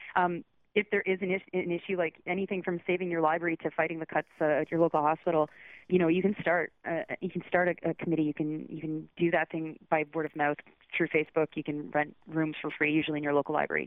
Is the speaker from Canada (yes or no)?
yes; Southern Ontario, Canada; moved away as an adult; also born or lived in Toronto / Georgetown; now in Quebec City, Canada; I'm I'm from Southern Ontario. I lived in Toronto for 10